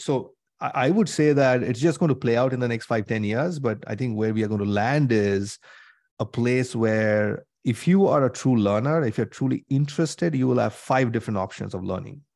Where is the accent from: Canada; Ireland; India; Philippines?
India; moved away as an adult; now in United States; I grew up in India, came to the U S, did my masters and things like that.